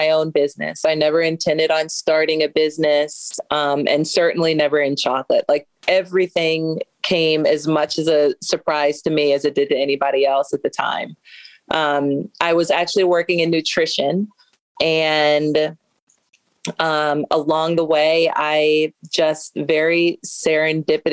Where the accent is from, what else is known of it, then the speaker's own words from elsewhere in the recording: Baltimore, Maryland, United States; also born or lived in Indiana; Baltimore is where I'm from. I went to school out in Indiana. I went to Indiana University for undergrad, came right back home and been here ever since